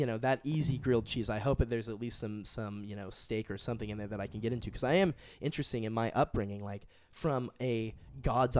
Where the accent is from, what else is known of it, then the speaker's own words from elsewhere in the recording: Southern California, United States; moved away as an adult; now in San Francisco, United States; I'm from Southern California